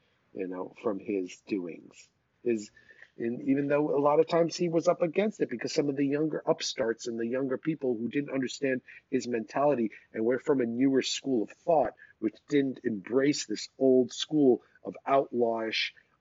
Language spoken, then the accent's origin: English; Rockland County, New York, United States; moved away as an adult; also born or lived in Boston; when I was growing up in Rockland County outside of New York